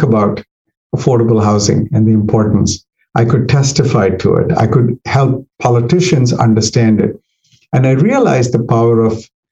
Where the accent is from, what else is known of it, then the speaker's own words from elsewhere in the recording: Delhi, India; moved away as an adult; also born or lived in Eastern Kentucky; now in Northern Virginia, United States; I came from Delhi, which was even in those days, like 6 million people.